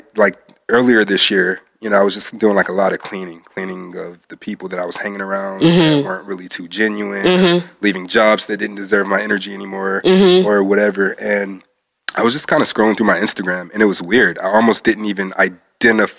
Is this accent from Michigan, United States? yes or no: yes; Detroit, Michigan, United States; I'm from Detroit.